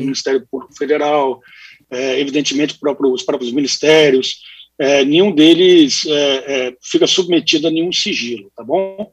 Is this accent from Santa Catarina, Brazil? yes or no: no; Espírito Santo, Brazil; como capixaba para o Espírito Santo